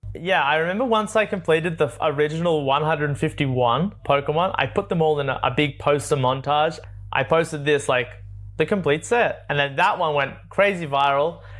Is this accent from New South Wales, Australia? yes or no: yes; Sydney, New South Wales, Australia; moved away as an adult; I grew up in Sydney, born in Sydney, Australia